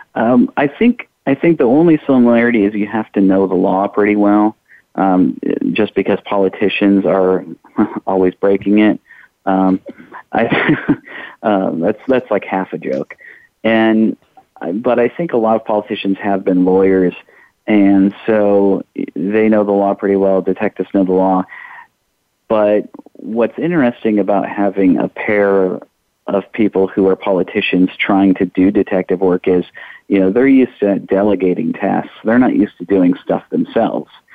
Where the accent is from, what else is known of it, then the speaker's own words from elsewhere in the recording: Iowa, United States; now in Louisville, United States; I'm originally from Iowa